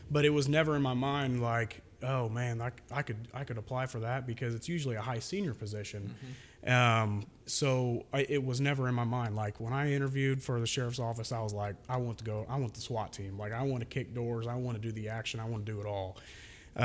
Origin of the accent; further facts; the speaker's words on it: Maroa, Illinois, United States; at Moroa, I grew up with a school resource officer there